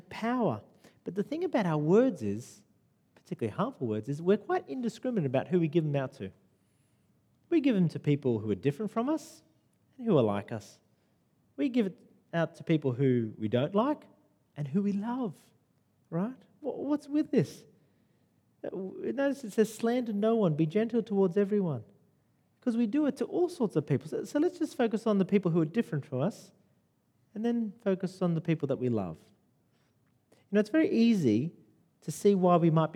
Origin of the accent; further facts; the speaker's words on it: Sydney, New South Wales, Australia; now in Lower North Shore, Sydney, Australia; I grew up in Western Sydney, right? Rudy Hill